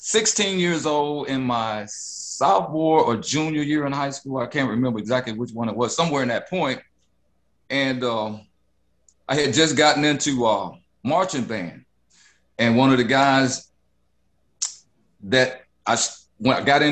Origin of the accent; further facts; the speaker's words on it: Detroit, Michigan, United States; moved away as an adult; also born or lived in East Point, Georgia; But I wound up in Detroit in 1964, moving from East Point, Georgia, which was a shock in itself.